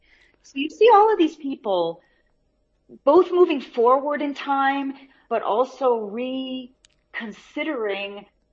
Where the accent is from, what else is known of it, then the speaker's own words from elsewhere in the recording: South Africa; I'm South African, why should I read a book of South Africa that has a historical element to it of South African stories?